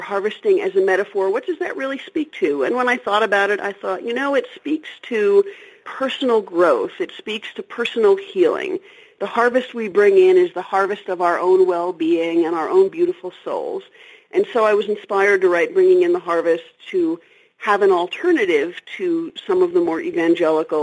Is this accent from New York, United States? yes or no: yes; New York City, New York, United States; I grew up in New York City and I'm totally an urban girl